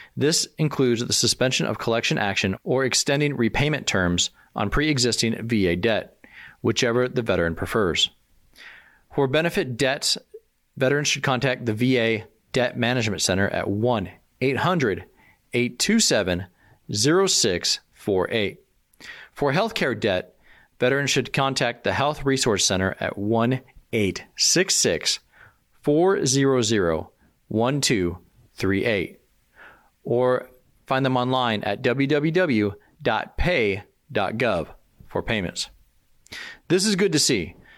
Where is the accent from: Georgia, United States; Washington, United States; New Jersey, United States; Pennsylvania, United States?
Washington, United States; Aberdeen; my hometown